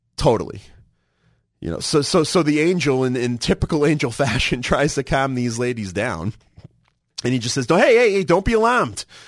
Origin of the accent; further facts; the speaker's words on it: Massachusetts, United States; moved away; growing up in Massachusetts, we had the blue laws.